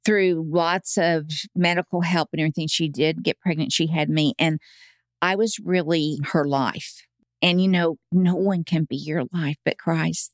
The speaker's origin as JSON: {"language": "English", "town": "Tulsa", "region": "Oklahoma", "country": "United States", "tie": "born or raised there", "also_born_or_lived": "Edmond, Oklahoma", "moved": "as an adult", "said": "Born and raised in Tulsa"}